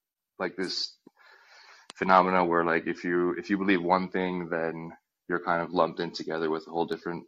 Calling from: Helsinki, Uusimaa, Finland; I'm calling in from Helsinki

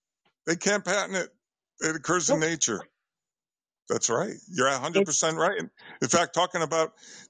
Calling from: Bridgeport, Connecticut, United States; I'm calling from Connecticut, the Bridgeport area.

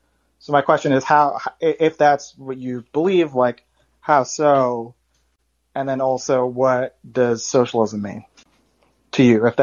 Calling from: New York City, New York, United States; I'm calling from Brooklyn, New York.

